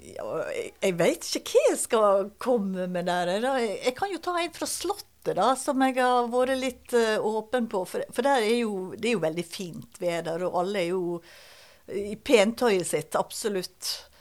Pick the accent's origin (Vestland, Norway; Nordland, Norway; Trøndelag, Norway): Vestland, Norway; Balestrand; also born or lived in Høyanger; Eh, jeg er født på Høyanger sykehus. Eh, men så er jeg jo oppvokst i Balestrand.